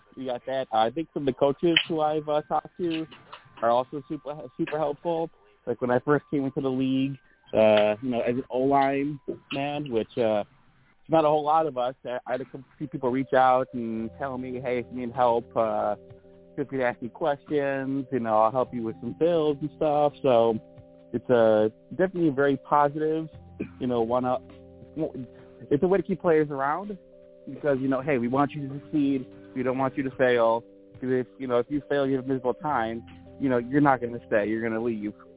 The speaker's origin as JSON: {"language": "English", "region": "Illinois", "country": "United States", "tie": "born or raised there", "said": "I've always been in Illinois"}